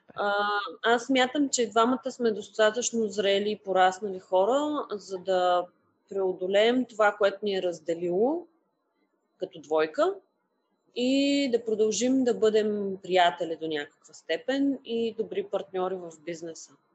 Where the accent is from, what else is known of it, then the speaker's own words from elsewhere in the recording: Sliven, Sliven Province, Bulgaria; moved away as an adult; also born or lived in Varna; now in Sofia, Bulgaria; аз съм родена и израснала в а, Сливен